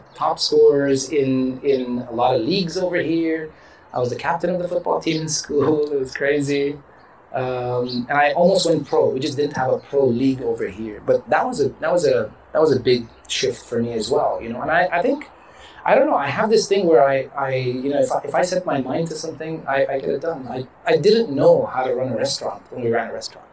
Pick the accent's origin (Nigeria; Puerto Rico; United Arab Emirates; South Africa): United Arab Emirates; Dubai; first language English; I'm a kid from Dubai.